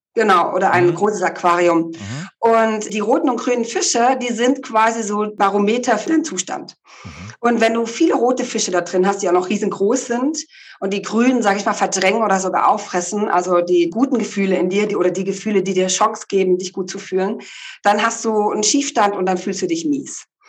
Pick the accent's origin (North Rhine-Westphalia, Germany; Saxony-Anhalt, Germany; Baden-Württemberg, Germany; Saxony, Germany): Baden-Württemberg, Germany; the Ländle; moved away; also born or lived in Hamburg / Berlin; Ganz ursprünglich komme ich ja aus dem Ländle von einem kleinen Bauernhof.